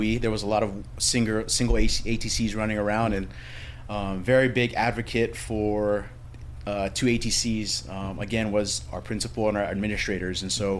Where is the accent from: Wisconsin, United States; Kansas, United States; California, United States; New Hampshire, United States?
California, United States; born there; also born or lived in Hawaii; So I was actually born in California, a military kid, and I went to Radford military school